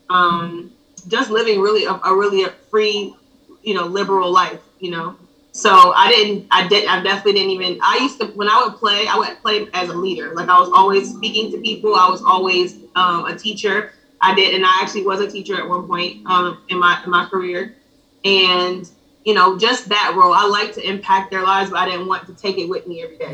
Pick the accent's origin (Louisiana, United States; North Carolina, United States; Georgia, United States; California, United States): Georgia, United States; Ellenwood; also born or lived in Decatur, Georgia / Buffalo, New York; I was raised mostly in Ellenwood, Georgia.